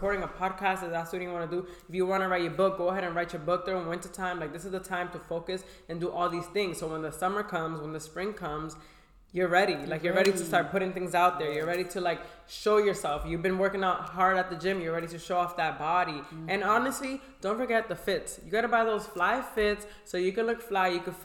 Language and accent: English; Boston, Massachusetts, United States; I come from Boston, Massachusetts